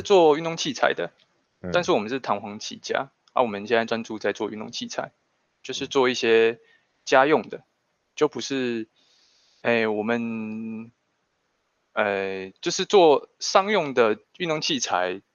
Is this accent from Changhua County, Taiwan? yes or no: yes; Changhua County, Taiwan; 我们彰化这边的资源